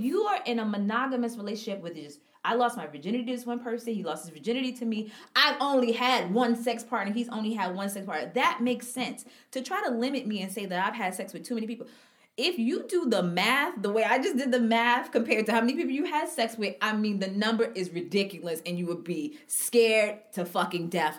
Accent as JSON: {"language": "English", "town": "New York City", "region": "New York", "country": "United States", "tie": "born or raised there", "said": "I'm from Harlem"}